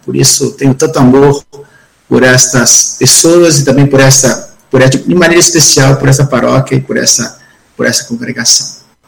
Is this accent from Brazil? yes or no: yes; Espírito Santo, Brazil; eu sou capixaba, sou do Espírito Santo